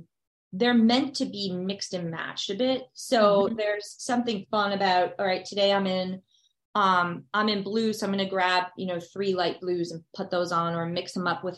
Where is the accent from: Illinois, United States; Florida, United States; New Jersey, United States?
New Jersey, United States; moved away as an adult; also born or lived in Nashville, Tennessee; I'm originally from New Jersey